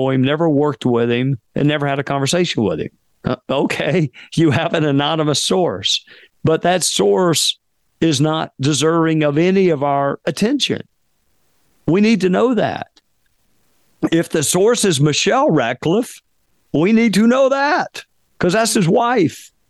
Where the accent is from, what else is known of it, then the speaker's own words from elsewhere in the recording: Spartanburg, South Carolina, United States; They teach a college class um, at at at Wofford, which is a small liberal arts school in my hometown